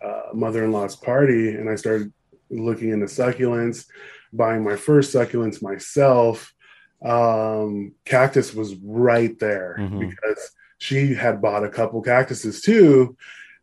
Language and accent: English; Upland, California, United States; I grew up in Upland